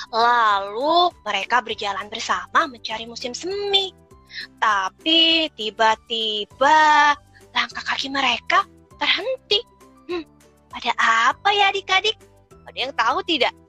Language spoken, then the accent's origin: Indonesian; Tangerang, Banten, Indonesia